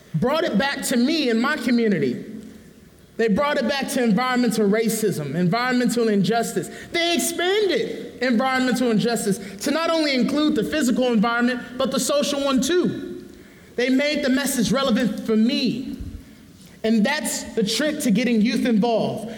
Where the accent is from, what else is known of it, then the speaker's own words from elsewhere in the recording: San Francisco, California, United States; growing up in the low income neighborhood, I thought, I'm, I'm, you know, I'm from San Francisco